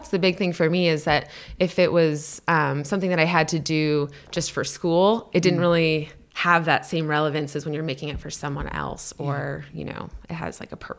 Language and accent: English; Minnesota, United States; also born or lived in Canada; And then we moved to the United States kind of late elementary years. And I grew up in Minnesota before I came to.